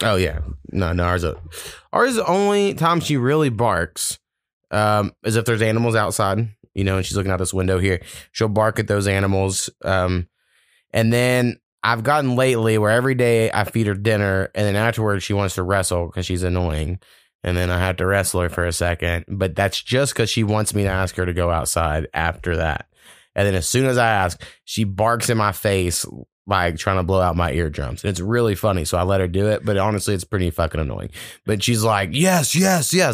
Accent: United States; I'm an American

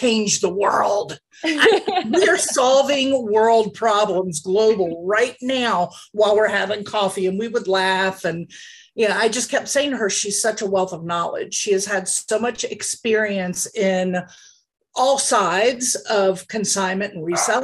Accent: the South, United States; moved away as an adult; also born or lived in Pennsylvania; My husband's job brought me back down south, which is where I was originally from

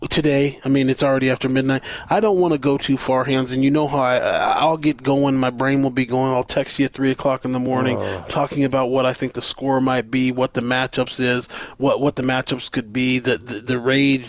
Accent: Colorado, United States; moved away; I'm from Colorado

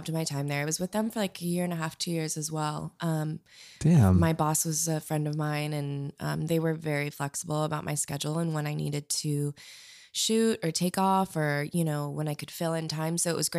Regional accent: Minneapolis, Minnesota, United States; moved away as an adult; now in Chicago, United States; I'm from Minneapolis originally.

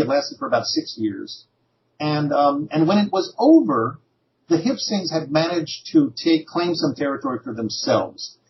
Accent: Newark, New Jersey, United States; a native of Newark, New Jersey, just over the, uh, across the river from New York City

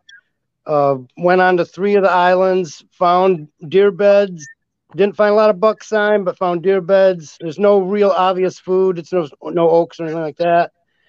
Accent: Northern Lower Michigan, United States; I'm from the Northern Michigan area, the Lower Michigan area

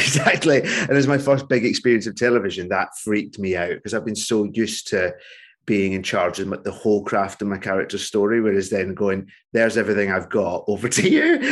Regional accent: Hamilton, Scotland, United Kingdom; moved away as an adult; also born or lived in Cumbernauld / Liverpool; now in London, United Kingdom; we moved to another suburb called Hamilton, which is just outside, yeah, Glasgow, and that feels like my hometown more because that was, uh, my adolescence and formative years

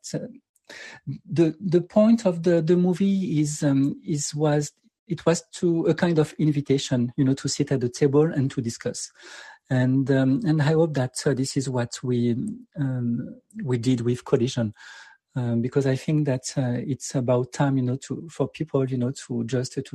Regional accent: France; moved away; I come from France, and I was raised like in a city which is like more in a suburb

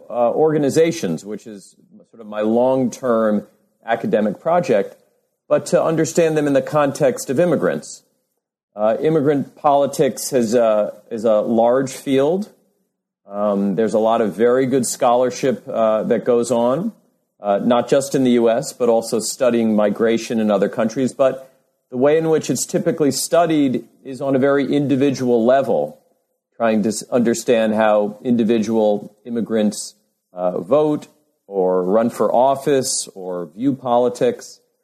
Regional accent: New York City, New York, United States; I grew up in New York City, but moved away for, a number of years for graduate school and then for my first academic job.

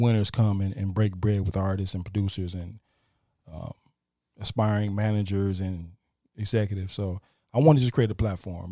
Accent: Toledo, Ohio, United States; moved away; Toledo, my hometown

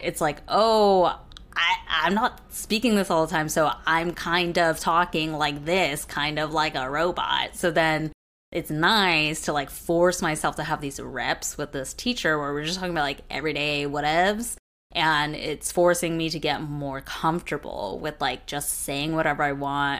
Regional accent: United States; first language Mandarin; as American-born kids

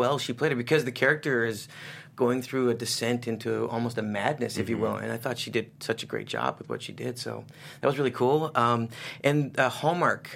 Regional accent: England, United Kingdom; moved away; I'm originally from England

